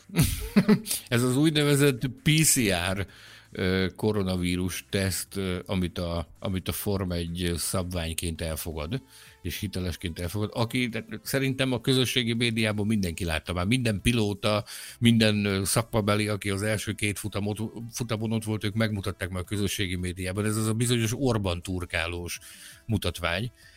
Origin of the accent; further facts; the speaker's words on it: Hungary; magyar vagyok